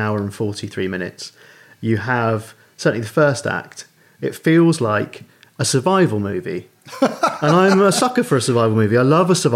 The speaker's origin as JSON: {"language": "English", "town": "Bognor Regis", "region": "South East England", "country": "United Kingdom", "tie": "born or raised there", "also_born_or_lived": "Wood Green, London", "moved": "as an adult", "said": "I just moved from my hometown of Bognor Regis to Wood Green"}